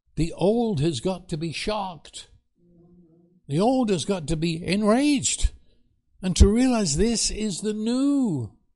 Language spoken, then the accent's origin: English; England, United Kingdom; moved away as an adult; also born or lived in New York City, United States; now in Texas, United States; I come from England